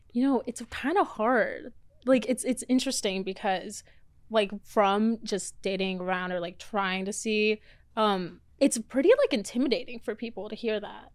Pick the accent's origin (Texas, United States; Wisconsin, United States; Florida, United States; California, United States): Florida, United States; also born or lived in Mexico; now in Los Angeles, United States; I was born in Mexico, and then grew up in Florida. Then I came here.